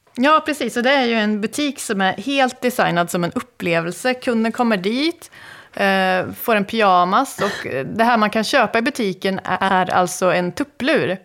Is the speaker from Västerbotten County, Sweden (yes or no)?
no; Karlstad, Värmland, Sweden; i Karlstad där jag kommer ifrån